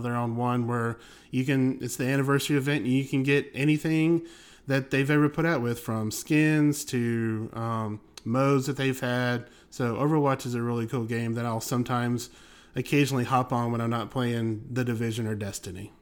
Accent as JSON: {"language": "English", "region": "Alabama", "country": "United States", "tie": "born or raised there", "also_born_or_lived": "Cleveland area, Ohio", "moved": "yes", "lives_now": "Cleveland, United States", "said": "I grew up in the South. I grew up in Alabama."}